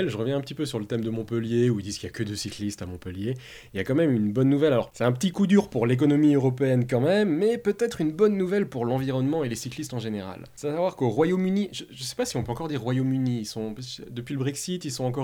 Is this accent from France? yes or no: no; Switzerland; un petit peu par chez nous en Suisse